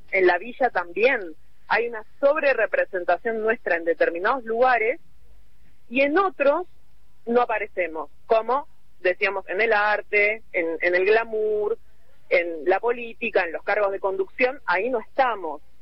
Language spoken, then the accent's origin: Spanish; Buenos Aires, Argentina; mi caso, siendo que siempre viví en la ciudad de Buenos Aires, bueno, cuando empiezo a hablar y ven que soy porteña